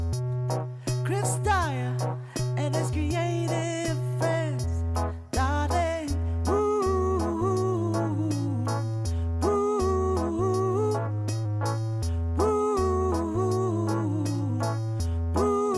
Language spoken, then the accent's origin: English; Montreal, Quebec, Canada; I hang out a lot in Montreal, in my hometown